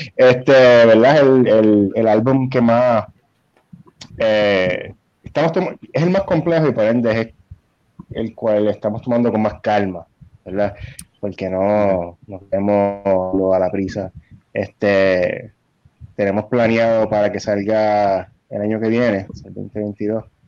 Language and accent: Spanish; Puerto Rico